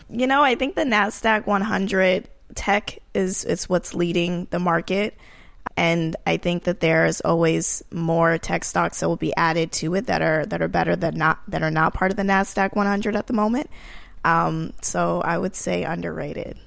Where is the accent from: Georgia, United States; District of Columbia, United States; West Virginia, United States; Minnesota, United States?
Georgia, United States; Marietta; moved away as an adult; also born or lived in New York; I came from Georgia, Marietta, Georgia, which is the suburbs of Atlanta